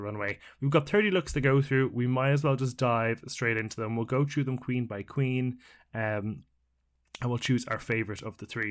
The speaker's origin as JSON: {"language": "English", "country": "Ireland", "said": "as an Irishman"}